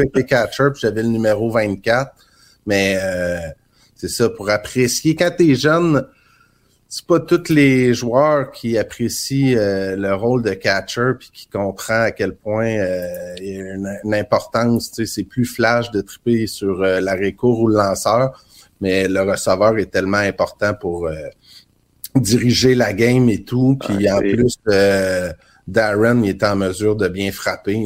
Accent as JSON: {"language": "French", "town": "Trois-Pistoles", "region": "Quebec", "country": "Canada", "tie": "born or raised there", "said": "je suis originaire de Trois-Pistoles dans le Bas-Saint-Laurent"}